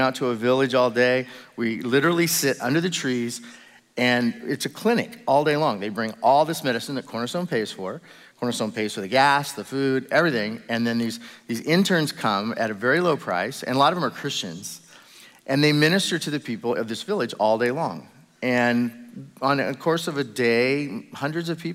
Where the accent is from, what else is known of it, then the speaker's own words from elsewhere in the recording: United States; I'm American